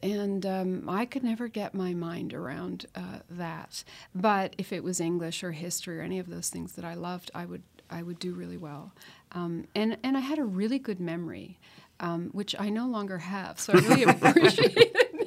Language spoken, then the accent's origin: English; Ancaster, Ontario, Canada; growing up in Ancaster outside of Hamilton in the fifties